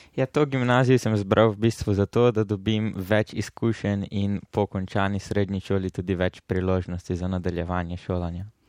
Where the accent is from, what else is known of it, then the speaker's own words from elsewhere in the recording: Murska Sobota, Slovenia; prihajam iz Murske sobote